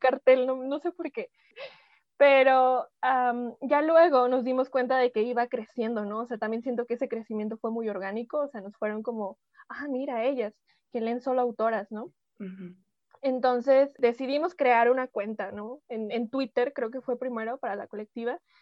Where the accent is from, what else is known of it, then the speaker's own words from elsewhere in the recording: Mexico; todas somos mexicanas, vivimos este, en diferentes lados de la República, hay otras en otros países, pero todas somos mexicanas.